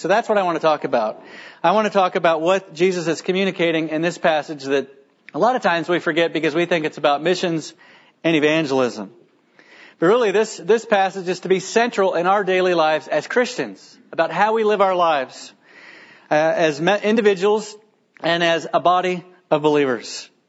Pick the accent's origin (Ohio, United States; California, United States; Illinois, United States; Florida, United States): Florida, United States; the church that I grew up in Florida